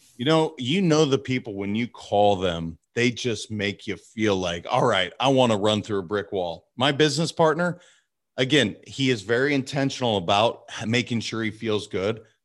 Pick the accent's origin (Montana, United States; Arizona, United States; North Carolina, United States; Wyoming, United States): Montana, United States; also born or lived in California; now in Boca Raton, United States; I was raised in Montana